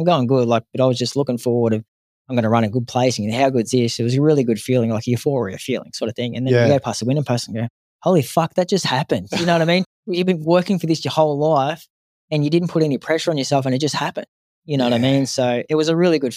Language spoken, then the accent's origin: English; Canberra, Australian Capital Territory, Australia; moved away; also born or lived in Sydney / Brisbane; We're from Canberra